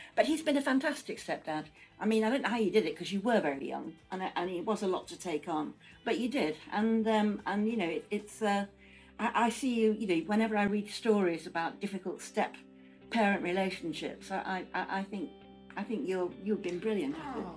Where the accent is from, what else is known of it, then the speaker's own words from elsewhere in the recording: Manchester, North West England, United Kingdom; I was brought up in Manchester